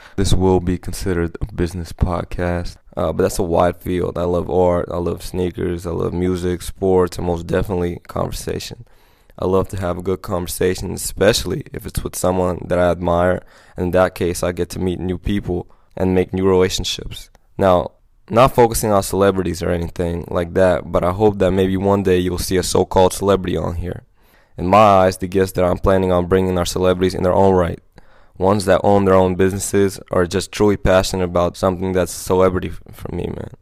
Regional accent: Los Angeles, California, United States; I'm a guy from Los Angeles, California, born and raised in the Hollywood area

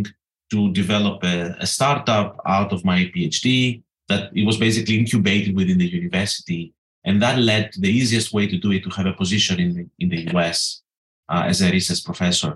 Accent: Greece; moved away as an adult; also born or lived in North Carolina, United States; now in Edinburgh, United Kingdom; I grew up as a kid and as a teenager thinking I'm an American trapped in a Greek body

